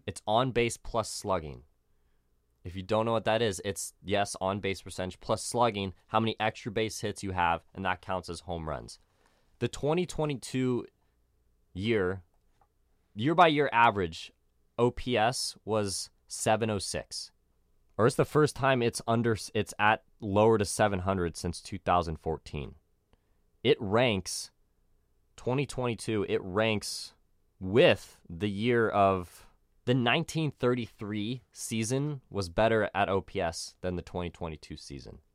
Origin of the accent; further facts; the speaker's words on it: San Diego, California, United States; I'm from San Diego